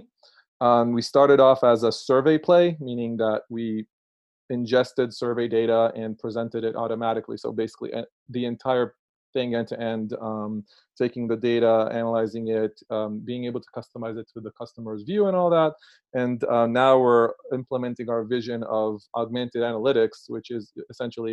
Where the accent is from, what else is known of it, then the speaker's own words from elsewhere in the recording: Israel; now in Brooklyn, United States; as you can detect by my accent, I'm originally Israeli.